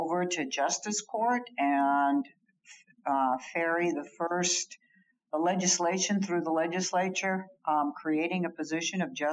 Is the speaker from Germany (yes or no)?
yes; Germany; also born or lived in Libya / Washington DC, United States; So I grew up mostly in Germany. We had a brief stint in Libya and Tripoli before the Americans were thrown out and Wheelus Air Force Base was shut down.